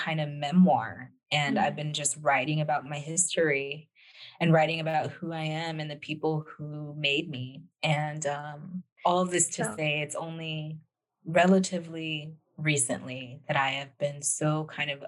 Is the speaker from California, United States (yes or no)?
yes; Los Angeles, California, United States; growing up in Los Angeles